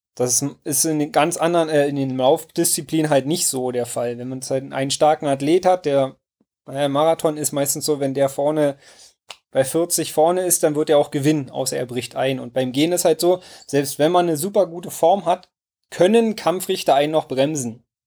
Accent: Werder, Brandenburg, Germany; in meinem Heimatort ähm, Werder äh, einen Baumblütenlauf gab. Und den habe ich in der Grundschule mitgemacht

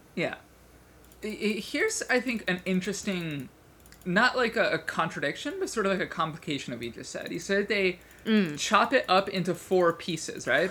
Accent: Chicago, Illinois, United States; I grew up in Chicago

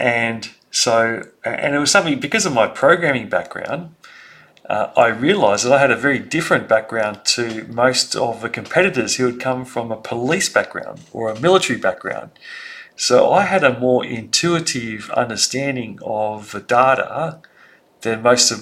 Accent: Sydney, New South Wales, Australia; I grew up in Sydney and I was very lucky to grow up in the eastern suburbs of Sydney

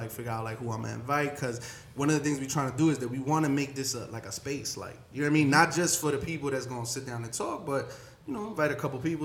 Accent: New York City, New York, United States; I grew up in East New York

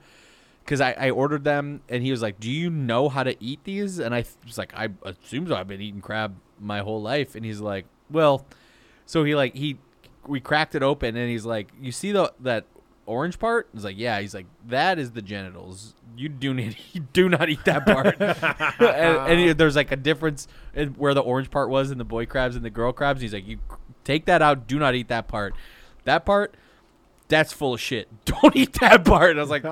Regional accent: Muskegon, Michigan, United States; I grew up in Michigan.

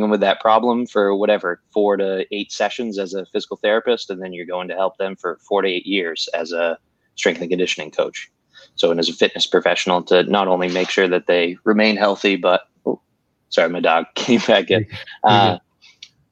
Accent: New Hampshire, United States; moved away as an adult; now in Charlotte, United States; I'm from up north, I'm from New Hampshire

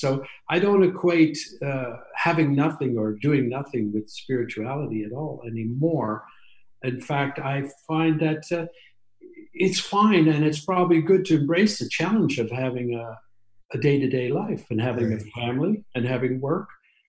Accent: England, United Kingdom; also born or lived in Canada; I actually came back to England instead of Canada because I'm also English.

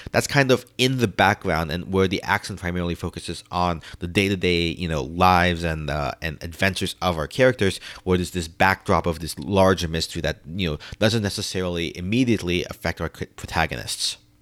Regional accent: New York City, New York, United States; as a New Yorker

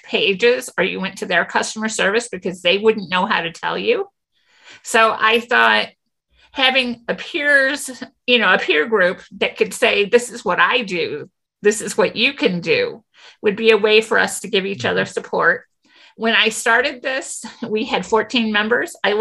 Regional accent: St. Louis, Missouri, United States; we're from St. Louis, but a lot of us are from suburbs

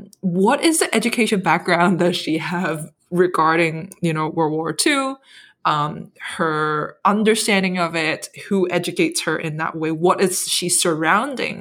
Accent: Hong Kong; I grew up in Hong Kong

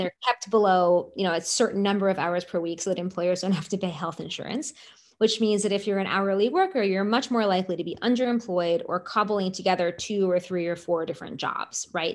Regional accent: Seattle, Washington, United States; When I was growing up in Seattle

